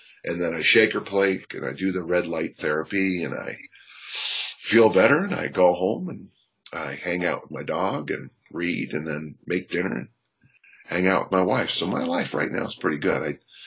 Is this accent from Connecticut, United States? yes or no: no; South San Francisco, California, United States; also born or lived in Utah; I'm from South San Francisco, California. I'm the youngest of six